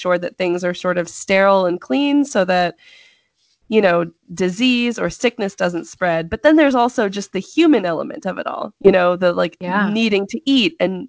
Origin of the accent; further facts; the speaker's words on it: California, United States; growing up in California